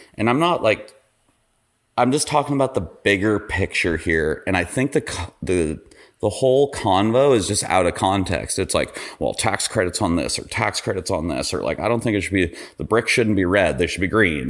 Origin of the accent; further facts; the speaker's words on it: Ketchum, Idaho, United States; I grew up in Idaho.